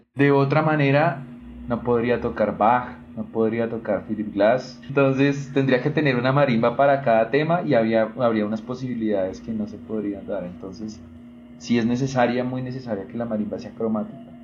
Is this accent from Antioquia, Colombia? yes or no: no; Ibagué, Tolima, Colombia; now in Bogotá, Colombia; Yo soy de Ibagué, entonces en realidad mi historia musical en Ibagué es de músico empírico y luego vengo acá